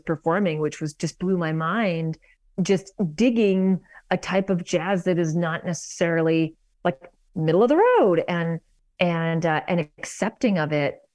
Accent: Vancouver, British Columbia, Canada; moved away as an adult; also born or lived in New York; now in Toronto, Canada; I grew up in Vancouver

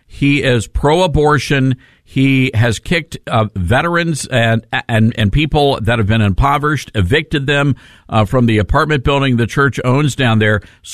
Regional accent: the South, United States; I'm a Southerner.

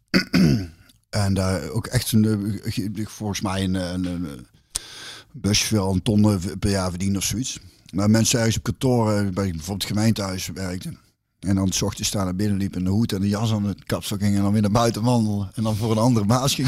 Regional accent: Hintham, North Brabant, Netherlands; Ik kom uit Hintum, Hintem, Hintem-Zuid. Dat is tussen de Bos en Rosmel

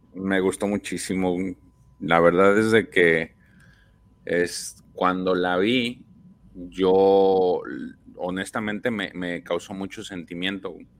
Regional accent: Mexico; siendo mexicanos

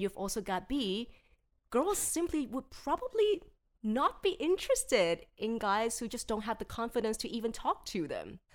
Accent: Hong Kong; I'm born and bred in Hong Kong

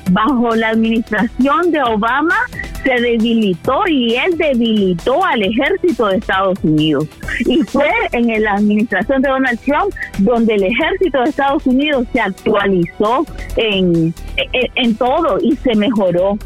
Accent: Nicaragua; now in United States; nací en Nicaragua

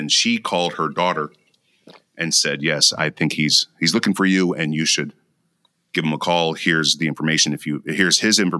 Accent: Mankato, Minnesota, United States; also born or lived in Lincoln, Nebraska / Galesburg, Illinois / Decatur, Illinois; As our audience knows, I was born in Lincoln, Nebraska, raised in Mankato, Minnesota, and Galesburg, Illinois, and Decatur, Illinois, and in the 70s.

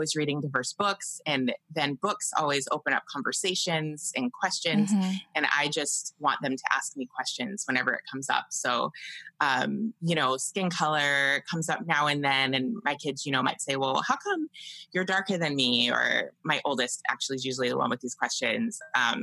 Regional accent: Georgia, United States; moved away; also born or lived in Utah; growing up in Georgia, I had a lot of worries

